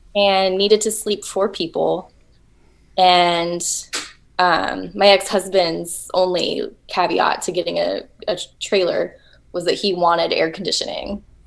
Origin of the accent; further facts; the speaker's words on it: Texas, United States; I'm from Texas, and everything is flat